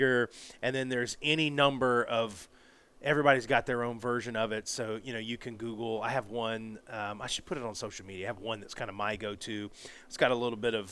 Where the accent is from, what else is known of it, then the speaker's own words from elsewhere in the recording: Florida, United States; moved away; also born or lived in Alabama; I grew up in Florida